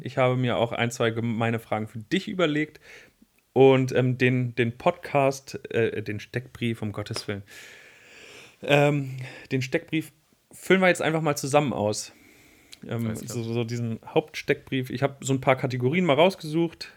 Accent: Wolfsburg, Lower Saxony, Germany; now in Braunschweig, Germany; ich komme ja aus Wolfsburg

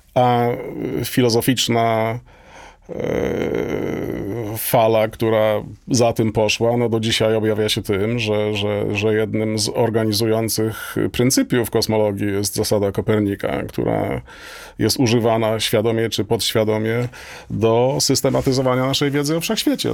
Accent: Toruń, Kuyavian-Pomeranian Voivodeship, Poland; moved away as an adult; ja nie urodziłem się, ale wychowałem się w Toruniu

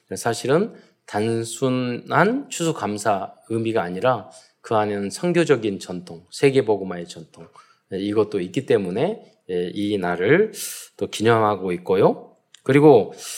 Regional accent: South Korea

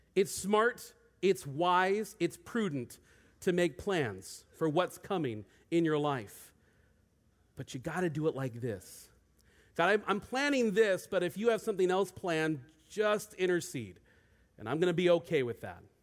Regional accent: Federal Way, Washington, United States; moved away as an adult; also born or lived in Bend, Oregon; I grew up in Federal Way

